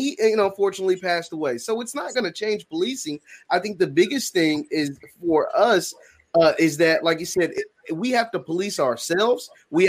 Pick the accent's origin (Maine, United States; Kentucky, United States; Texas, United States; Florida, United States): Kentucky, United States; Louisville; I know the guys that I grew up with in West Louisville that, you know, I'm 25, that aren't here.